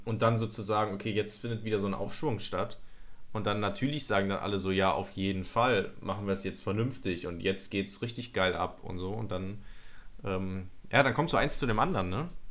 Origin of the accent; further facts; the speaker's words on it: Nettetal, North Rhine-Westphalia, Germany; meine, meine Heimatstadt nennen, Nettetal